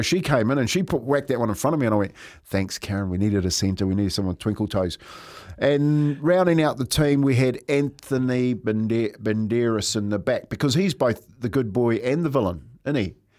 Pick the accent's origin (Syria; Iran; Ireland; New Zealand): New Zealand; Taranaki; moved away; my home town, uh, home down in Taranaki